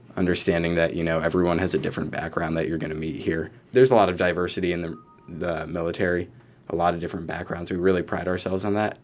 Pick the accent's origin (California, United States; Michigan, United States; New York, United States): New York, United States; Rochester; I'm from Rochester originally. I graduated from East Rochester High School